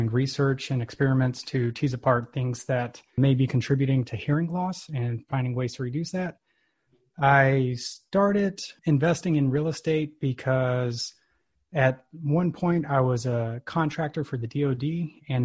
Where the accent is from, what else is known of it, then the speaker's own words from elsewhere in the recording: Texas, United States; now in Alabama, United States; I'm from Texas originally